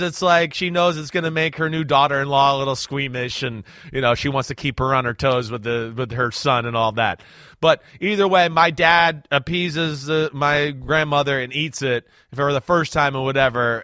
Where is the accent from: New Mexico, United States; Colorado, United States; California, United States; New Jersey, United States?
New Jersey, United States; She, she grew up in the same area I grew up